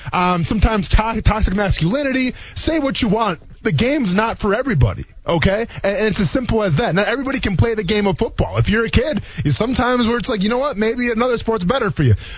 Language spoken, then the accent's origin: English; Wisconsin, United States; moved away as an adult; also born or lived in Murray State (Kentucky); now in Jacksonville, United States; I'm coming from Wisconsin